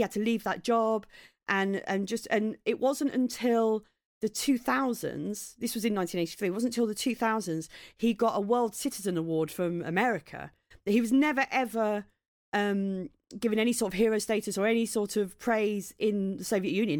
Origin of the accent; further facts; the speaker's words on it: Maidstone, South East England, United Kingdom; moved away; I grew up in Maidstone in Kent